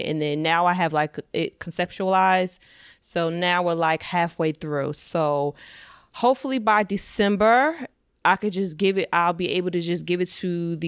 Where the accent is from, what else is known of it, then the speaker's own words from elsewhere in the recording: suburbs of New Jersey, United States; I'm from the suburbs of New Jersey. I've never lived in New York